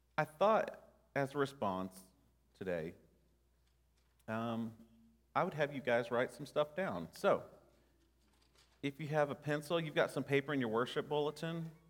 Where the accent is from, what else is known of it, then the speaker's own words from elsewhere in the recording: Nashville, Tennessee, United States; growing up in Nashville